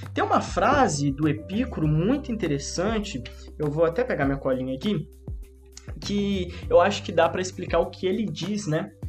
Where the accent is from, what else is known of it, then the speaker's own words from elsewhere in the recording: Belo Horizonte, Minas Gerais, Brazil; now in Tebas, Brazil; Eu sou de Belo Horizonte, hoje eu moro em Tebas.